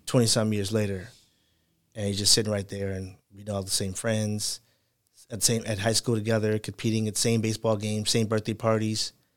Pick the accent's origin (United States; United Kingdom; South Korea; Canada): United States; Chicago, Illinois; I'm from Chicago, so we say Michael Jordan is our hero